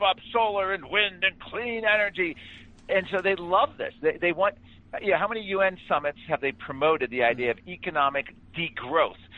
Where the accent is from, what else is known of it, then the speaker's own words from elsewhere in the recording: Virginia, United States; my home state of Virginia